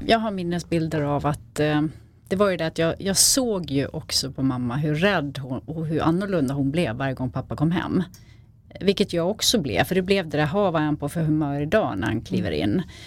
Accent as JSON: {"language": "Swedish", "town": "Falun", "region": "Dalarna County", "country": "Sweden", "tie": "born or raised there", "said": "jag är uppvuxen i, eh, i Falun, utanför Falun i en liten"}